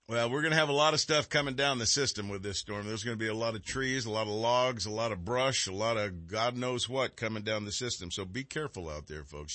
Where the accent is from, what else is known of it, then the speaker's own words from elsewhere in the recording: Texarkana, United States; now in California, United States; I was born over there in Texarkana